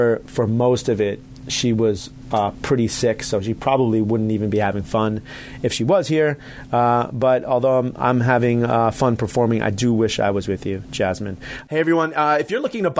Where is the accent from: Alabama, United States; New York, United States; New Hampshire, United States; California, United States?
New York, United States; Long Island; also born or lived in Atlanta; I'm from Strong Island.